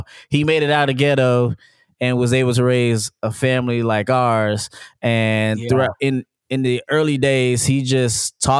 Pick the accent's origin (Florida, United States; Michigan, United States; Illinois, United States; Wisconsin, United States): Illinois, United States; Chicago; born there; Like I was born in Chicago. I also have a family in Chicago and not just Texas.